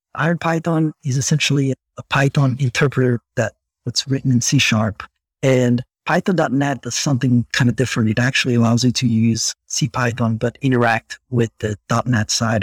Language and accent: English; Brazil; English is a second language; moved away; I grew up in Brazil